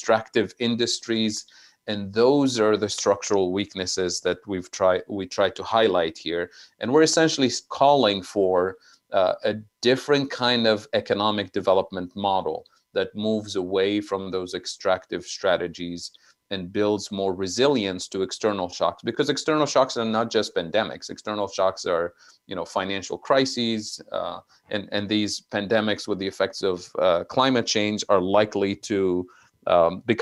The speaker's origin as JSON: {"language": "English", "country": "Tunisia", "moved": "yes", "said": "I'm originally from Tunisia"}